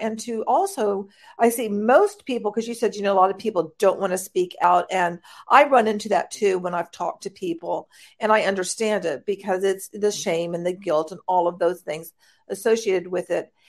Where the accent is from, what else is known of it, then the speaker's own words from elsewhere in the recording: United States; I'm an American